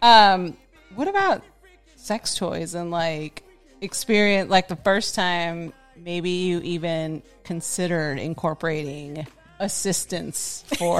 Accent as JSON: {"language": "English", "town": "San Francisco", "region": "California", "country": "United States", "tie": "born or raised there", "said": "My experience growing up in San Francisco is like you would go down to like Columbus Street"}